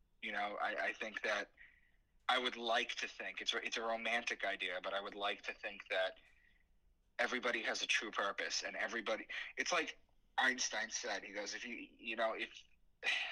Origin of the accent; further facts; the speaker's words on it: Long Island, New York, United States; moved away as an adult; also born or lived in Boston; I'm from Long Island